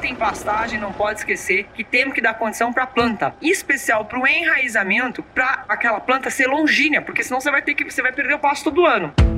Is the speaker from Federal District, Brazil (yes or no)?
no; São Paulo, Brazil; eu nasci em São Paulo, mas eu cresci entre as obras em São Paulo e também entre as fazendas